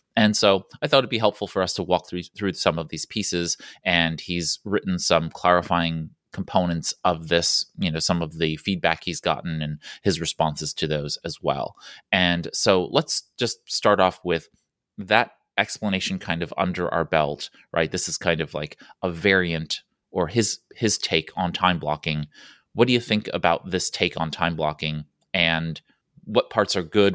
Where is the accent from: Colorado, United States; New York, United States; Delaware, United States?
New York, United States; New York City; I'm from New York City where the roads have lines and we still don't abide by them.